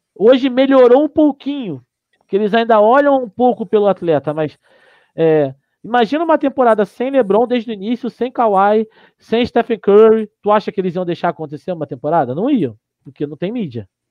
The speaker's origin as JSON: {"language": "Portuguese", "country": "Brazil", "also_born_or_lived": "Curitiba", "said": "A gente é brasileiro"}